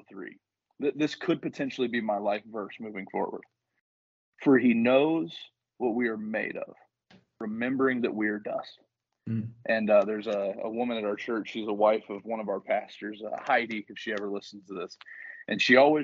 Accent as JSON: {"language": "English", "region": "the South", "country": "United States", "also_born_or_lived": "northern Michigan", "moved": "as an adult", "lives_now": "Michigan, United States", "said": "I'm from the South"}